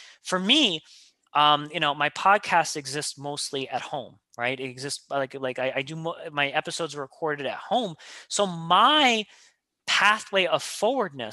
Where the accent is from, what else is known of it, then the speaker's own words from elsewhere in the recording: New York City, New York, United States; I grew up in Queens. I've lived here my whole life.